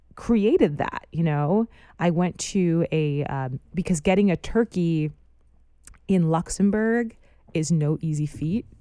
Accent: United States; moved away; I'm an American in a foreign country

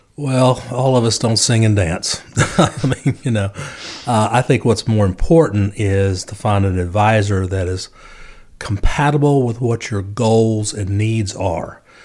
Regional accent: Winston-Salem, North Carolina, United States; also born or lived in Charlotte; Winston-Salem is my hometown

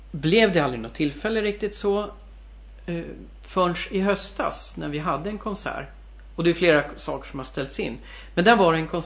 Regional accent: Värmdö, Stockholm County, Sweden; also born or lived in Germany; Jag är ju från Värmdö

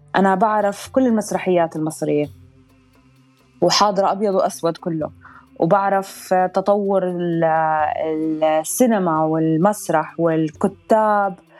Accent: Amman, Amman Governorate, Jordan; moved away as an adult; also born or lived in Abu Dhabi, United Arab Emirates; now in Dubai, United Arab Emirates; أنا انولدت بالإمارات بأبو ظبي كان عمري 15 يوم أهلي نزلوا على الأردن فأنا تربيت بعمان ضليت بالأردن آه، لحد ما كان عمري 30 ونقلت هون على الإمارات

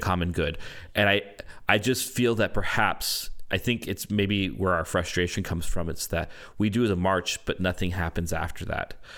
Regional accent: Canada; I'm a Canadian

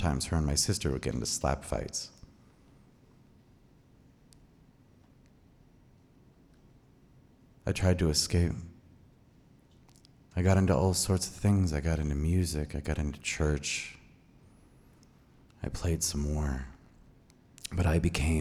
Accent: Boise, Idaho, United States; moved away as an adult; now in Seattle, United States; I was born in Boise at St. Luke's, 1977, May 3rd

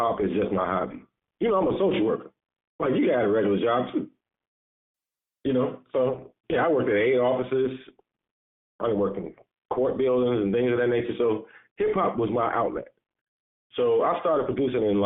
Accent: Chicago, Illinois, United States; also born or lived in Woodlawn, Chicago; I grew up in Englewood

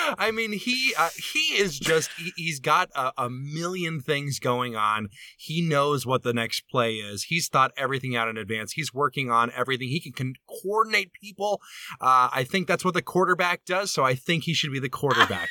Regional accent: Alabama, United States; now in Chicago, United States; I'm originally from Alabama

